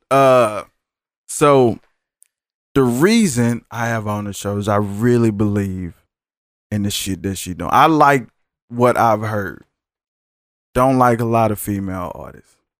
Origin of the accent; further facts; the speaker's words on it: Dallas, Texas, United States; I'm from Dallas, too